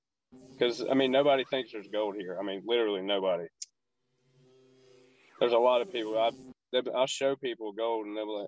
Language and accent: English; Walhalla, South Carolina, United States; in my hometown, I used to live in Wahala, South Carolina, in the mountains.